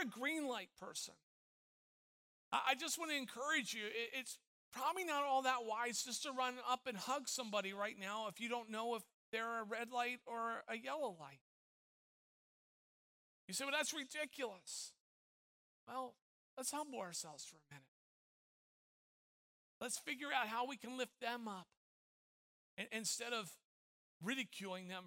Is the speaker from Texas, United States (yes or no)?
no; Tampa, Florida, United States; moved away; I grew up in Tampa Bay